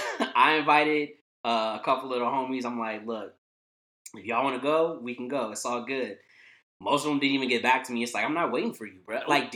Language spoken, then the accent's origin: English; Vallejo, California, United States; 707, say that shit backwards, nigga. I'm from the Bay.